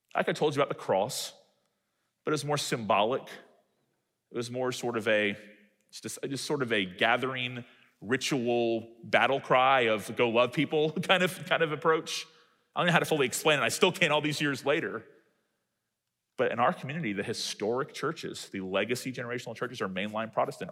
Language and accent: English; Tallahassee, Florida, United States; my hometown that's close to Georgia